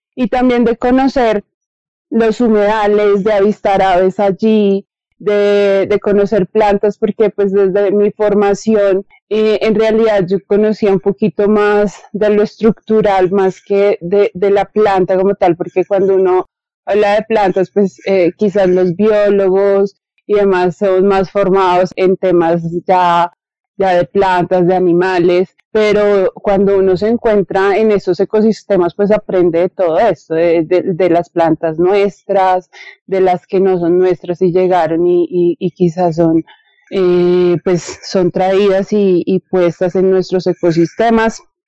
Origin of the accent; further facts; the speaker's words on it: Bogotá, Colombia; yo nací acá en Bogotá